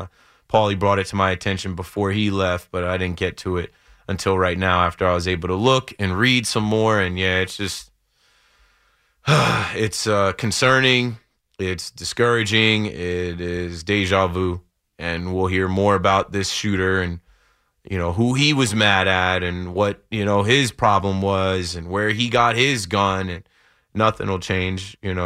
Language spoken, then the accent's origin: English; United States; But just because I'm an American and we deal with this way too much, it seems like it's way too common.